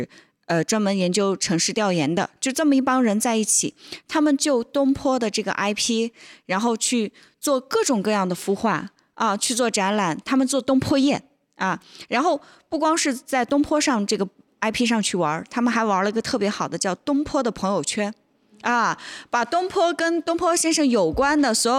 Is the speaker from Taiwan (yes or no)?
no; North China, China; 就是我作为一个北方人到南方来的时候，我会认为南方的城市都是一样的，所以我从我从北方，我是从北京到的杭州